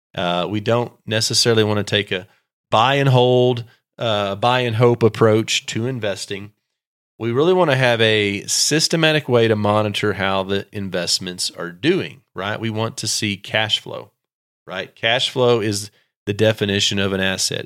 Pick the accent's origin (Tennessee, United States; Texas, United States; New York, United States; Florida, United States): Texas, United States; I'm from Texas